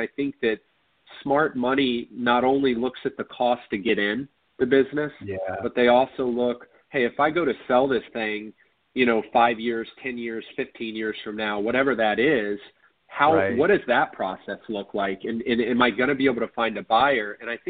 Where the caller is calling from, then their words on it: Orlando, Florida, United States; So I am in Orlando, Florida.